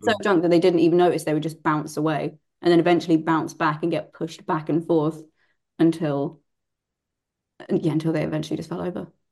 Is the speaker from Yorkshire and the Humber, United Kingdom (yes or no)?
no; Bury St Edmunds, East of England, United Kingdom; I'm from Bury St Edmunds